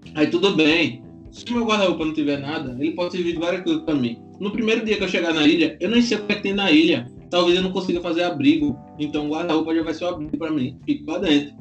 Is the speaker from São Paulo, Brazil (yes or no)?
no; Recife, Pernambuco, Brazil; Eu sou recifense, vocês vão ver aí pelo meu sotaque